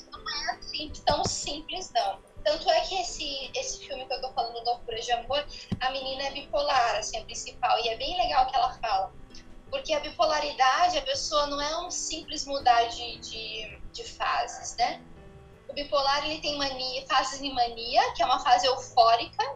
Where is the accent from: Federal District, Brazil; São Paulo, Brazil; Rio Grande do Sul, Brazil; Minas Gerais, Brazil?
São Paulo, Brazil; also born or lived in Rio de Janeiro; Eu sou paulista, eu fiz faculdade pela Gama Filha no Rio de Janeiro. E depois eu retornei novamente para São Paulo